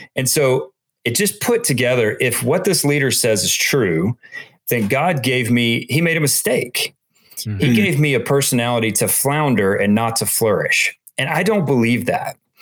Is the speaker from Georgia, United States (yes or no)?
yes; Atlanta, Georgia, United States; I grew up in Atlanta, here in Atlanta